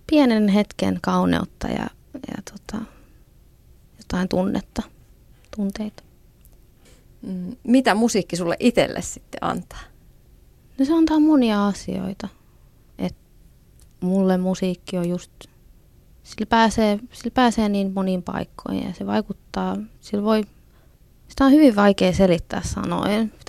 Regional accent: Finland; first language Finnish; suomi on, on mulla äidinkieli. Et se on mun, se on kuitenkin se sillain niin kuin ykköskieli, että sillä mä ajattelen.

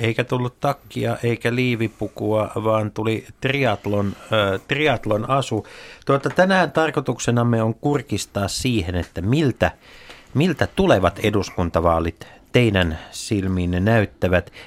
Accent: Tampere, Pirkanmaa, Finland; meillä Tampereella

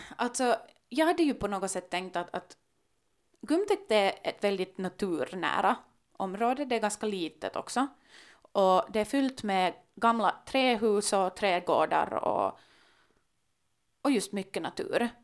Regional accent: Helsinki, Uusimaa, Finland; also born or lived in Kumpula (Gumtäkt), Helsinki; första gången jag lämnade Drumsö var när jag flyttade hemifrån till en, till en studielägenhet i Gumdäkt.

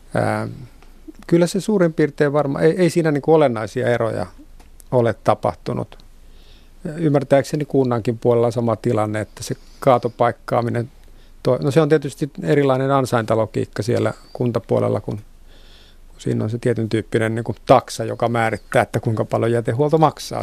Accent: Vantaa, Uusimaa, Finland; Vantaan kotiseutuni

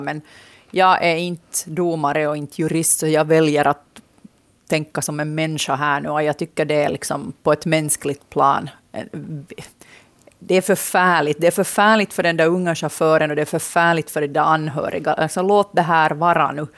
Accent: Finland; also born or lived in Nykarleby; jag hör ändå till målgruppen som samhällsintresserad finlandssvensk

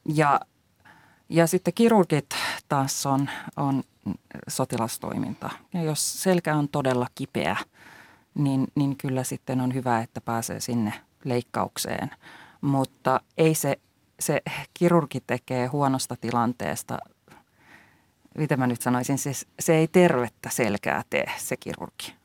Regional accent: Finland; Meillä Suomessa

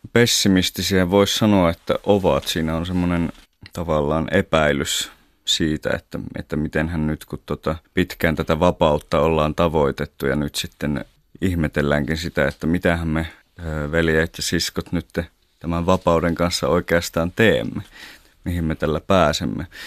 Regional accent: northern Finland, Finland; meillä päin tuolla pohjoisessa

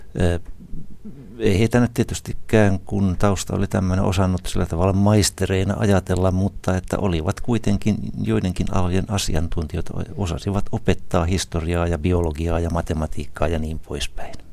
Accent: Isokyrö, South Ostrobothnia, Finland; moved away; also born or lived in Ylihärmä; mä vain synnyin Ylihärmässä, mutta olen isokyröläinen noin varsinaisesti, naapurikunta kuitenkin

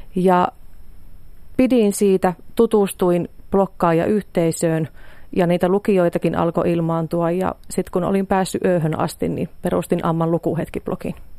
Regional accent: Pielavesi, North Savo, Finland; lähtöisin olen Pielavedeltä maatilalta

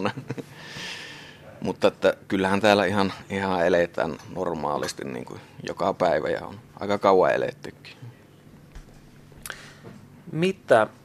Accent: Sotkamo, Kainuu, Finland; Sotkamostahan mä oon tosiaan lähtöisin, mutta niin, niin Kainuuta kuitenkin aika samanlaisiahan nämä paikat sillä tavalla on

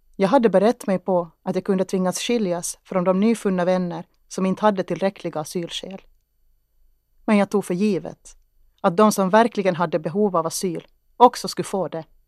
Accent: Kristinestad, Ostrobothnia, Finland; Jag tittade ut över åkrarna i Henriksdal och tänkte på att mina rötter fanns här. Att jag tittade ut över min hembygd

